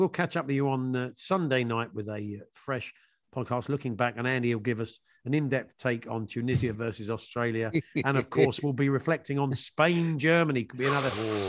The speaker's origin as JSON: {"language": "English", "region": "England", "country": "United Kingdom", "said": "I'm predominantly English."}